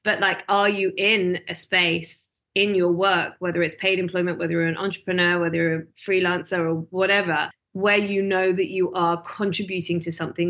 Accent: United Kingdom; moved away as an adult; also born or lived in London; now in Melbourne, Australia; I originally from the UK. I came here in 2011

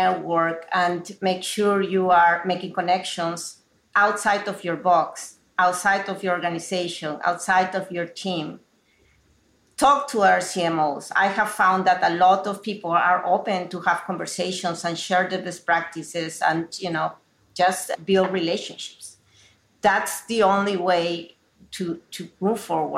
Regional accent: Peru; moved away as an adult; now in United States; growing up in Peru in a very traditional household

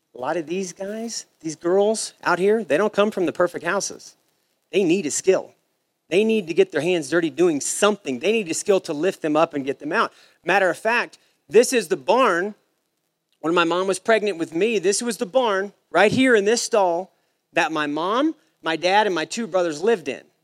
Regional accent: Savannah, Missouri, United States; also born or lived in St. Joseph, Missouri; now in Texas, United States; I grew up in St. Joe, Missouri, was the nearest decent sized town to where I lived. I'm from Savannah, it's a little small country town

